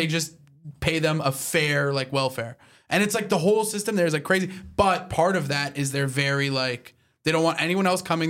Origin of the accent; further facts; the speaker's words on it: Canada; my whole life like growing up in Canada